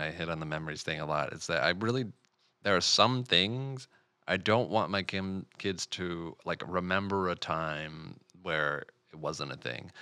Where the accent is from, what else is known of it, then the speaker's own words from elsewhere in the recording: Michigan, United States; we're all from Michigan